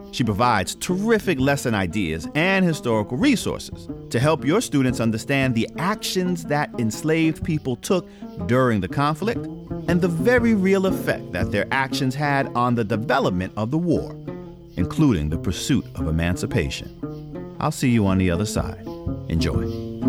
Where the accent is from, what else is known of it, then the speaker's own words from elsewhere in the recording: New York City, New York, United States; a group of black teenagers growing up in New York City